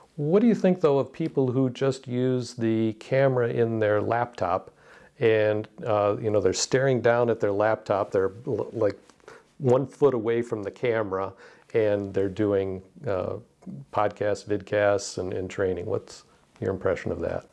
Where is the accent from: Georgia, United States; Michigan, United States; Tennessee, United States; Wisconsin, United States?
Michigan, United States; Detroit; I grew up in Detroit, uh, with the auto industry